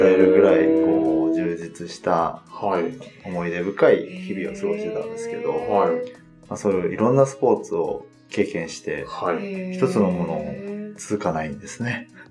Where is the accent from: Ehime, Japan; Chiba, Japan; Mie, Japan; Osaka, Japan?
Chiba, Japan; also born or lived in Kagawa / Kitakyushu, Fukuoka; now in Tokyo, Japan; 出身は千葉ですね